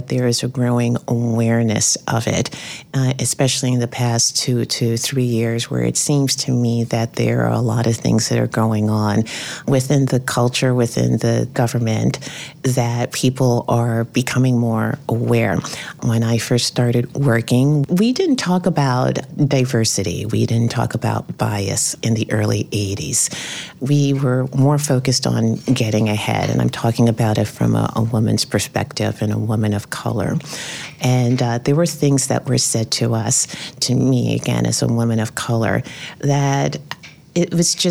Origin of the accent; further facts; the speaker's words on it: New York City, New York, United States; I grew up in the South Bronx, single parent family.